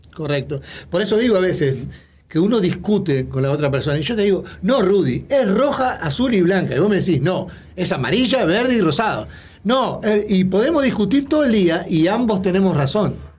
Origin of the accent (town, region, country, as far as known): Uruguay